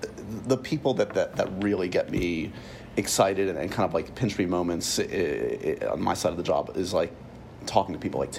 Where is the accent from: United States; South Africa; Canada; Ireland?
Ireland; Dublin, Leinster; So growing up in Dublin, family of more athletes than